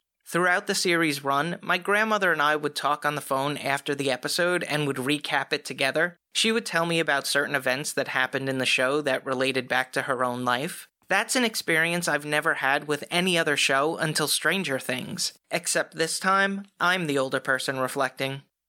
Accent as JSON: {"language": "English", "region": "New York", "country": "United States", "tie": "born or raised there", "said": "They would make references that wholly captured growing up on Long Island, and that's on Long Island, not in."}